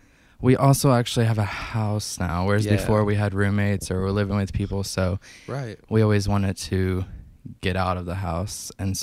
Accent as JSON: {"language": "English", "town": "Evansville", "region": "Indiana", "country": "United States", "said": "Oh, we're from Southern Indiana."}